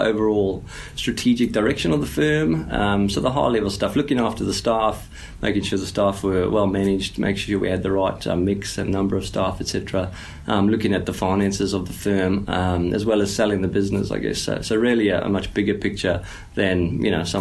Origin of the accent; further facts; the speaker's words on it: South Africa; moved away; as a South African